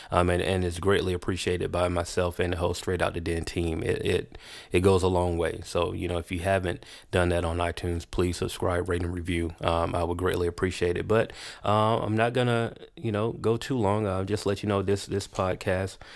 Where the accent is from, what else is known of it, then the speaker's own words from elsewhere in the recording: Chicago, Illinois, United States; And, and growing up in Chicago, it's I mean it's no it's no, you know, it's almost a story that we hear a little too often about you know the city of Chicago. And, and you know I don't live there